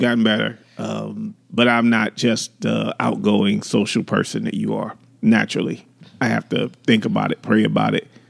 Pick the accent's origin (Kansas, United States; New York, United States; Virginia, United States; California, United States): New York, United States; New York City; I was born and raised in New York City